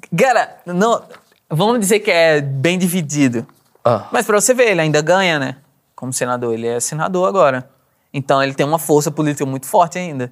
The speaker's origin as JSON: {"language": "Portuguese", "town": "Maceió", "region": "Alagoas", "country": "Brazil", "tie": "born or raised there", "also_born_or_lived": "Garanhuns, Pernambuco", "accent": "Maceió", "said": "eu nasci numa cidade de Pernambuco, chama Garanhuns. Mas vivi minha vida inteira em Maceió."}